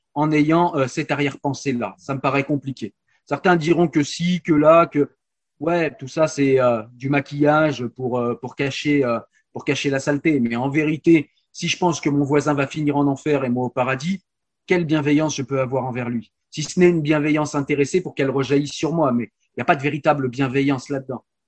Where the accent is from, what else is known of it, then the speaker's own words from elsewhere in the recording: France; chez nous en France